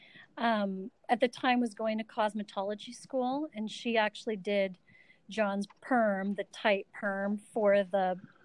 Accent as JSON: {"language": "English", "area": "Vancouver Island", "region": "British Columbia", "country": "Canada", "tie": "born or raised there", "also_born_or_lived": "Calgary, Alberta / Victoria / Nanaimo / Qualicum", "said": "So I was born in Calgary, Alberta, Canada, and lived there till I was about five. And then my parents moved us to Vancouver Island, British Columbia, where I lived until I was about 18."}